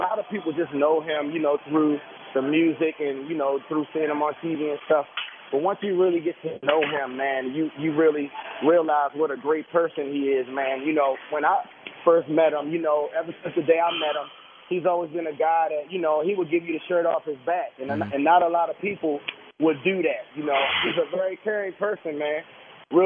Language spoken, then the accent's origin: English; Annapolis, Maryland, United States; I'm from Annapolis, Maryland